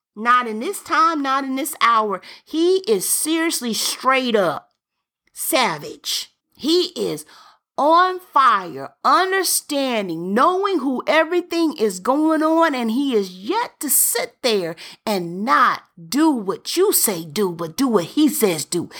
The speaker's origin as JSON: {"language": "English", "town": "Birmingham", "region": "Alabama", "country": "United States", "said": "I'm from Birmingham"}